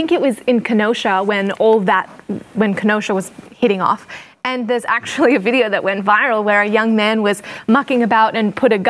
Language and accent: English; Australia; now in United States; growing up in Australia, I mean, we got our guns taken off us years and years ago. So I even remember when I first come to America